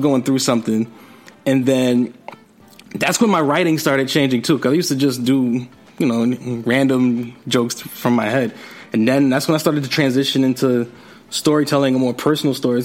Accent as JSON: {"language": "English", "town": "New York City", "region": "New York", "country": "United States", "said": "I'm from Jamaica, Queens"}